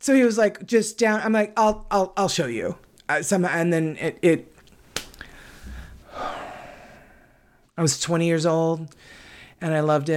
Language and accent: English; Arizona, United States; moved away as an adult; now in North Carolina, United States; I'm from Arizona